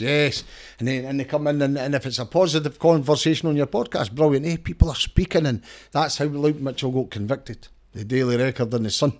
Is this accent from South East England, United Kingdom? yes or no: no; Danderhall, Scotland, United Kingdom; I come from Dander Hall originally